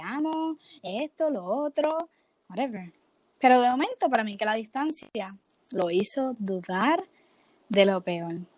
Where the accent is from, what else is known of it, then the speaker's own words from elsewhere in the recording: Puerto Rico; moved away as an adult; now in Florida, United States; yo soy de Puerto Rico, pero yo voy a la universidad acá en Florida